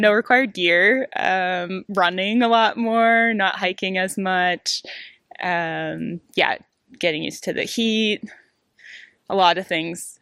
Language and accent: English; Maine, United States; moved away as an adult; now in Europe; I'm actually from Maine, so it's pretty far from here.